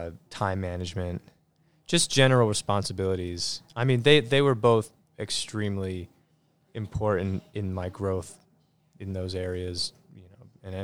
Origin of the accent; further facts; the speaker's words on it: Teaneck, New Jersey, United States; born there; Yep. I was born in Teaneck, New Jersey.